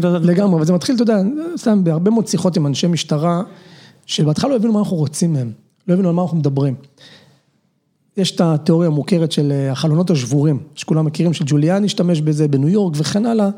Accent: Nahalal, Northern District, Israel; גדלתי בחקלאי בנהלל, שנים עשר שנים.

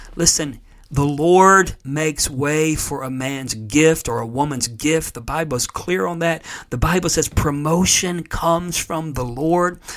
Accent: Florida, United States; moved away; being a native of Florida

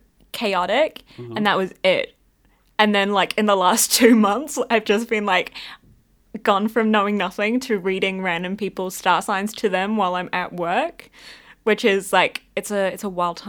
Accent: Scotland, United Kingdom; I feel like I'm also an Aries, which I feel goes hand in hand with being a Scot, so.

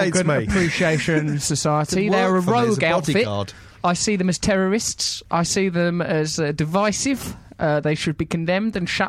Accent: Dartford, South East England, United Kingdom; I wish I'd known that when I was a little girl growing up in Dartford.

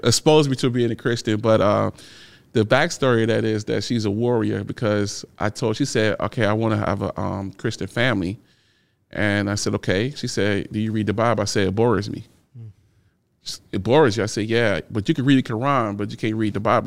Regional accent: Chicago, Illinois, United States; I grew up in Chicago. So in, in thirty-fifth and Federal

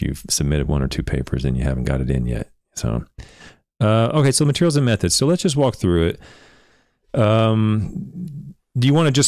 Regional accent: Oklahoma, United States; I'm from Oklahoma

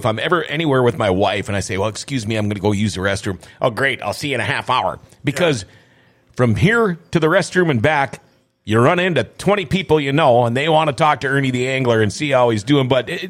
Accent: Thief River Falls, Minnesota, United States; I was a river rat growing up, too. I'm from Thief River Falls.

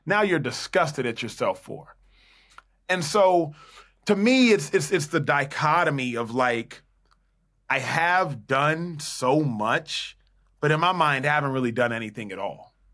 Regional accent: Dallas, Texas, United States; born and raised in Dallas, Texas

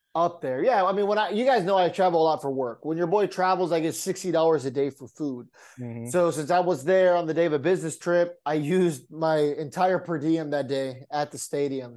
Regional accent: San Diego, California, United States; growing up in San Diego

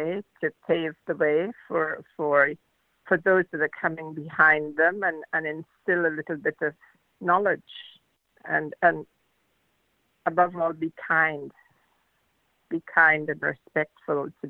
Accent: Guyana; also born or lived in New Zealand; now in Auckland, New Zealand; I was born in Guyana in South America, and I now live in New Zealand

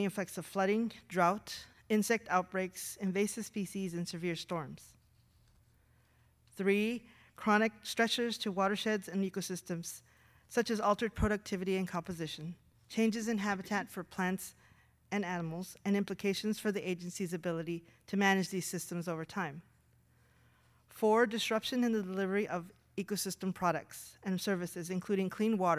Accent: Southwest, United States; moved away as an adult; I grew up in the Southwest, surrounded by cotton fields and deserts

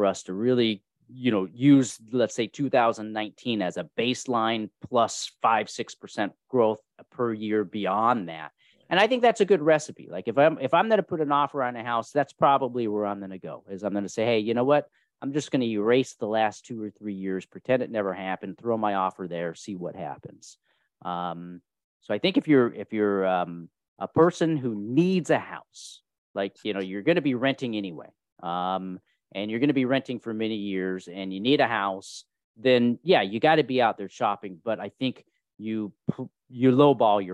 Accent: California, United States; also born or lived in Kentucky; And I was born in Kentucky. My brother was born in Pennsylvania. And then we grew up in California.

